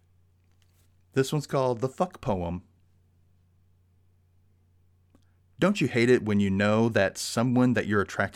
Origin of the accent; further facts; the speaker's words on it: the South, United States; I'm from the South. It is not the most open-minded place in the world